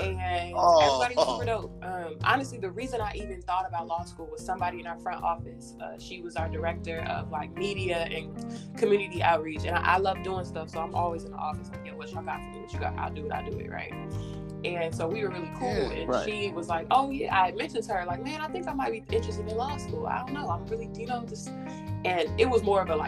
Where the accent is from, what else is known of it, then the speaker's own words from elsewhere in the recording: Inglewood, California, United States; also born or lived in Windsor Hills, Los Angeles; now in Atlanta, United States; I live in South Atlanta now. I grew up in Inglewood for the most part of my childhood